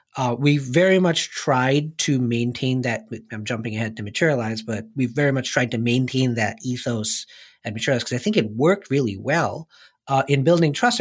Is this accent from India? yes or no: yes; India; moved away as an adult; I grew up in India